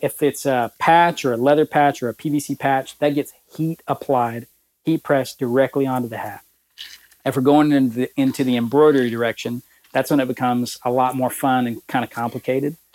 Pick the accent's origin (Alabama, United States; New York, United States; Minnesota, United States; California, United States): Alabama, United States; moved away as an adult; now in Lexington, United States; my home state of Alabama